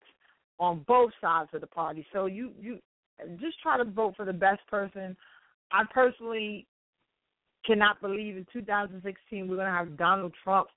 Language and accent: English; New York City, New York, United States; Riverside Church in Harlem, New York, my hometown